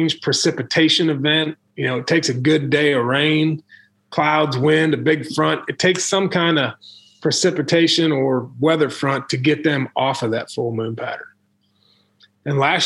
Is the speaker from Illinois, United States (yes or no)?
yes; Illinois, United States; moved away as an adult; also born or lived in Missouri; I grew up in Illinois, hunted the Illinois River